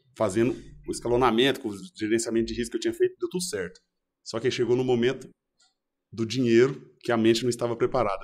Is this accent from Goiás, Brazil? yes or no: yes; Goiás, Brazil; Sou de Goiás, voltei para Goiânia.